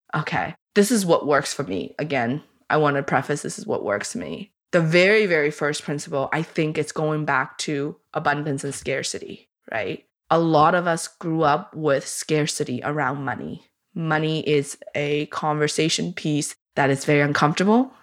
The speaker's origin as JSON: {"language": "English", "country": "China", "tie": "born or raised there", "moved": "yes", "lives_now": "Canada", "said": "I grew up with scarcity in China."}